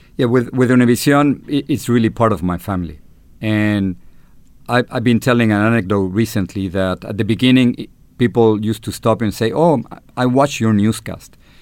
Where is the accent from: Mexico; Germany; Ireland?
Mexico; Mexico City; accent: Chilango; English is a second language; moved away as an adult; now in United States; I am Mexican-American, uh, with an accent, with a Chilango accent from, from Mexico City